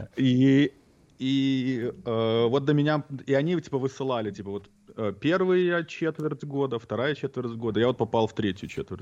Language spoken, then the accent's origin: Russian; Belarus; moved away; детство, отрочество в Беларуси